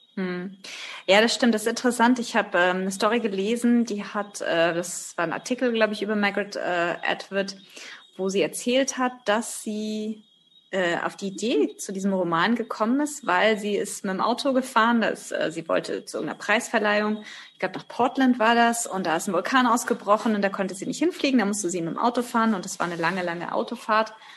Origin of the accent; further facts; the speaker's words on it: Germany; bei uns in Deutschland